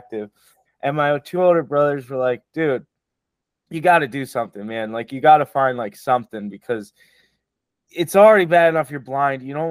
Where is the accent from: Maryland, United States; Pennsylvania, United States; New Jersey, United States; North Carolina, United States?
New Jersey, United States; Spring Lake; I grew up in Spring Lake, New Jersey, little beach town